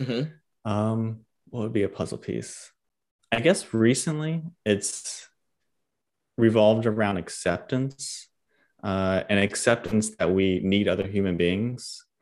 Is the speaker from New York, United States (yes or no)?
no; Homestead, Florida, United States; I'm actually from Homestead, Florida, like, by Miami.